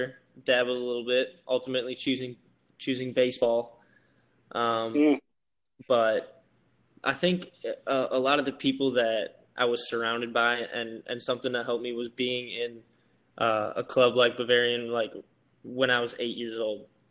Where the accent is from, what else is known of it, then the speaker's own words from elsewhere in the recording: Whitefish Bay, Wisconsin, United States; moved away as an adult; back in my hometown of Whitefish Bay, which is right next to Milwaukee, Wisconsin